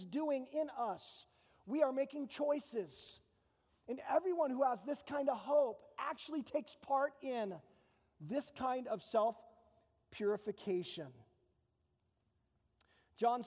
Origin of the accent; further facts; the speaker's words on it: Phoenix, Arizona, United States; now in Tucson, United States; I grew up in East Phoenix. It's called the Arcadia area, not Arcadia, California